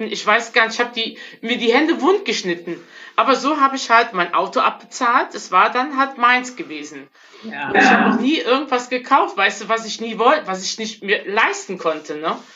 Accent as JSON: {"language": "German", "town": "Bergheim", "region": "North Rhine-Westphalia", "country": "Germany", "also_born_or_lived": "Frechen", "said": "Wie gesagt, ich komme aus ähm, äh, Bergheim bei Köln. Bin in, in frechen geboren und eigentlich in einer Großfamilie groß geworden."}